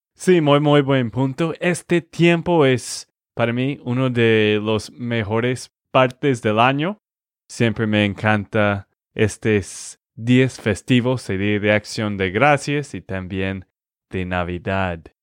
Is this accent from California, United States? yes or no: no; Texas, United States; de Texas, Estados Unidos